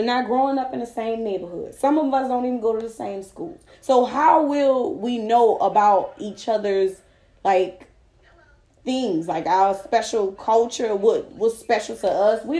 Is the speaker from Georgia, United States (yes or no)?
no; New Orleans, Louisiana, United States; when I was younger, growing up in New Orleans